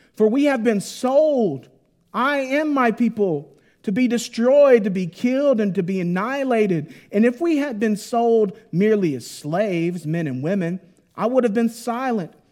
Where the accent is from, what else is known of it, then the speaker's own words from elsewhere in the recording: Mississippi, United States; moved away; I grew up in Mississippi